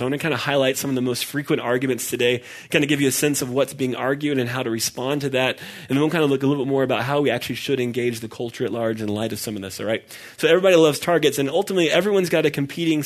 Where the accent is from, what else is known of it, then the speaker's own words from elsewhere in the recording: Dallas, Texas, United States; I grew up in Dallas, which is why I'm a Dallas Cowboys fan